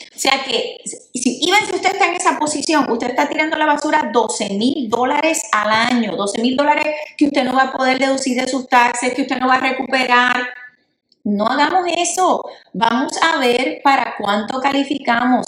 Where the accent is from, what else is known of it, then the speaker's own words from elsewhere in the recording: Puerto Rico; yo soy puertorriqueña